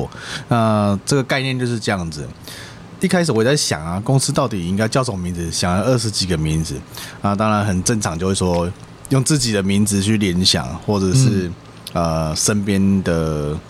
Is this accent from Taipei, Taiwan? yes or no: no; Taichung, Taiwan; 我也是台中。